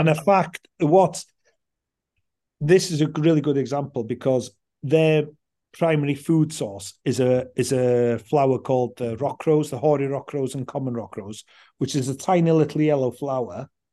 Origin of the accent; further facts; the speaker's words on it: Anglesey, Wales, United Kingdom; I grew up on Anglesey